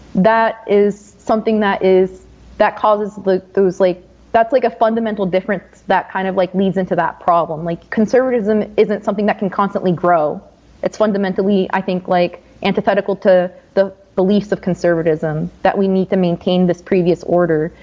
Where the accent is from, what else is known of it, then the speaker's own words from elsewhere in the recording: New Jersey, United States; I'm from New Jersey